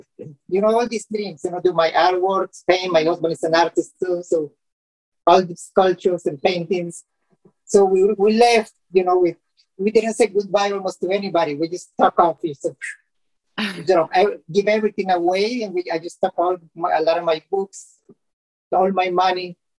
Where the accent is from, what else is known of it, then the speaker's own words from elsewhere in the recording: Colombia; now in United States; I'm originally from Colombia, so I was planning to go to Colombia, but my husband is from Honduras.